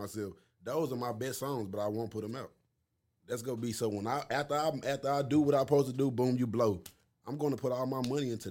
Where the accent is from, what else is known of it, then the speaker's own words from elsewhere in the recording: Arlington, Texas, United States; also born or lived in Marshall, Texas; When I came from Marshall and moved up here